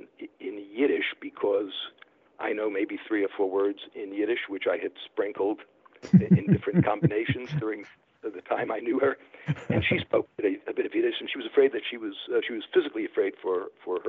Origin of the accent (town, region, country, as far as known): New York City, New York, United States; born or raised there; moved away